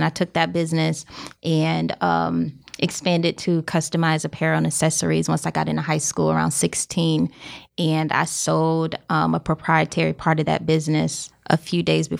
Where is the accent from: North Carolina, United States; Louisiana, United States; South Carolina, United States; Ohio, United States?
South Carolina, United States; Columbia; So I grew up in South Carolina. Country girl, Columbia, okay. Broad River.